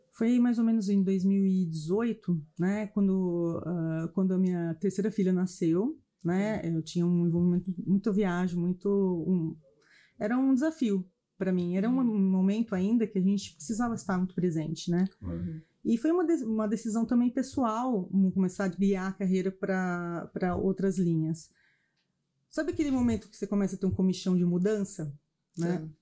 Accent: Campinas, São Paulo, Brazil; also born or lived in United States / France; sou campineira, tenho três filhos, tenho três pequenos, faz algum nasci e vivi em Campinas

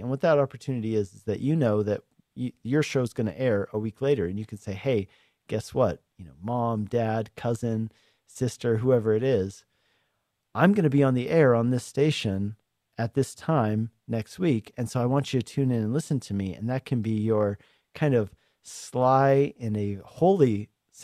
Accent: Denver, Colorado, United States; also born or lived in Lakewood, Colorado / Arvada, Colorado / Hungary; I grew up in Colorado, grew up in Denver, mostly in Lakewood, and into Arvada a little bit when I was in high school

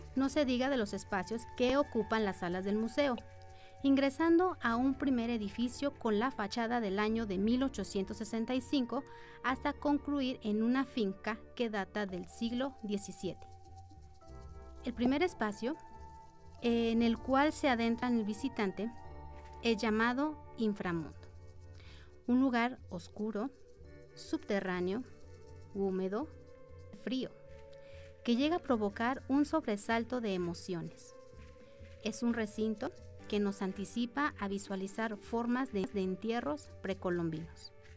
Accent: Aguascalientes, Mexico; como habitantes de Aguascalientes

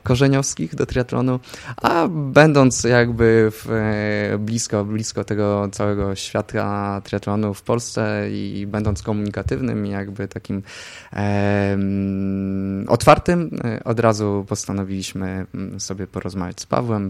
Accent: Zamość, Lublin Voivodeship, Poland; Zamościa, skąd pochodzę, była była, była taka sekcja kolarska, ja w tej sekcji uczestniczyłem

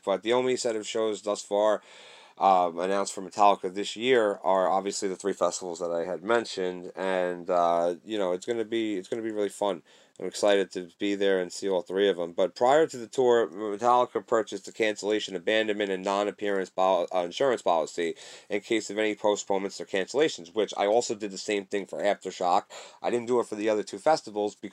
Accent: Canada; I'm Canadian

